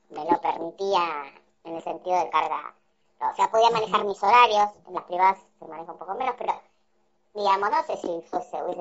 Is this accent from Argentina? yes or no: yes; Argentina; now in Valencia, Spain; orgullosa egresada de la UBA. Digamos. La verdad, creo, creo que es una de las cosas que más orgullo me da de Argentina.